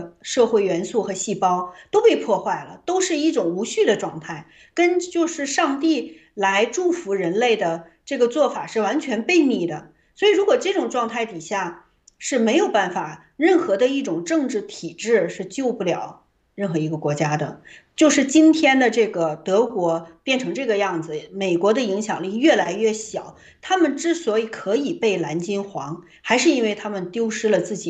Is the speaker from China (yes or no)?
yes; China; 所以我的最大的盼望就是，我们中国人从过去到现在，其实几千年了